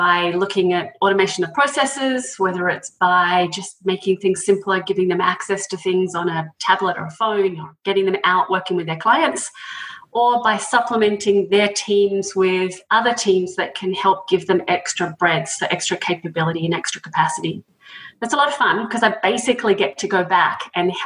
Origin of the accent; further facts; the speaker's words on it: Australia; moved away as an adult; now in United States; as you can tell from the accent, I'm originally from Australia, but came to the States around 20 years ago